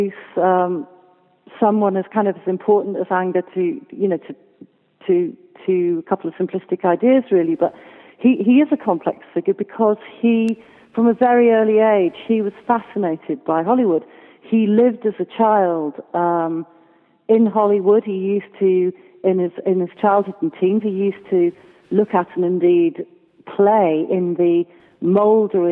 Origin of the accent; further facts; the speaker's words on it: Wales, United Kingdom; a Welsh woman